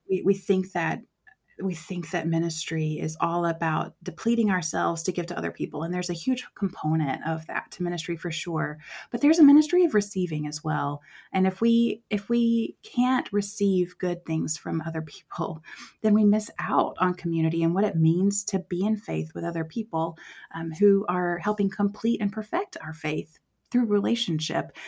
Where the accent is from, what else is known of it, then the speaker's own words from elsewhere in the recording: West Tennessee, United States; moved away as an adult; also born or lived in Southeast Asia; now in Columbia, United States; I'm originally from West Tennessee